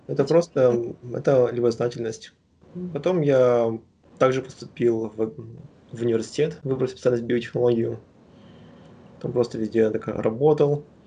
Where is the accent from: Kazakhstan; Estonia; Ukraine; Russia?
Kazakhstan; Astana; moved away as an adult; also born or lived in Shakhtinsk, Karaganda Region, Kazakhstan; now in United States; я родился в Карганинской области, в городе Шахтинск, потом когда мне было 7 лет, мы переехали в Астану, и я практически большую часть жизни прожил там.